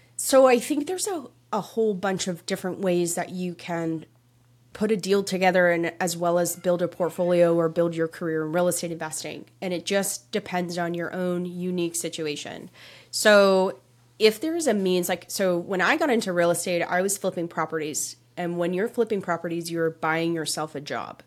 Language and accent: English; just outside of Toronto, Ontario, Canada; I grew up in Canada, just outside of Toronto